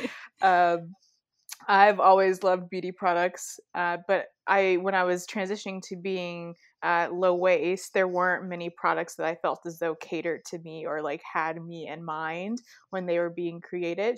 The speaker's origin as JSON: {"language": "English", "town": "Chicago", "region": "Illinois", "country": "United States", "tie": "born or raised there", "said": "I'm from Chicago. I grew up on the south side of Chicago"}